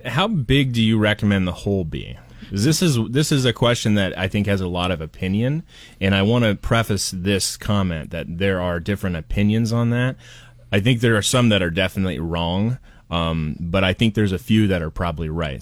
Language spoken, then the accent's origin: English; Portland, United States; moved away; I'm from Portland